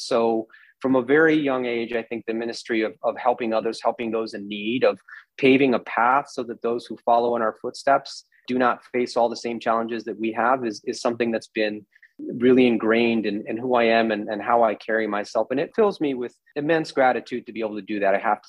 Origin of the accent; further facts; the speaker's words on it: United States; also born or lived in Paraguay / Washington, D.C.; now in St. Louis, United States; I grew up in the United States